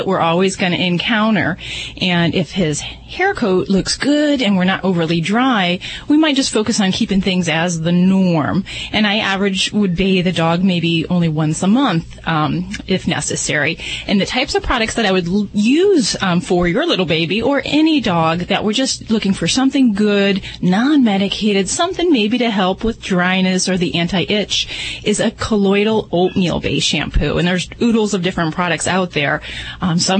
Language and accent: English; Indiana, United States; I'm from Indiana, too